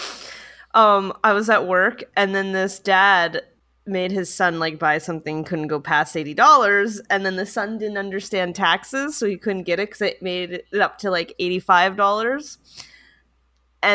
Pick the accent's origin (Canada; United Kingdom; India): Canada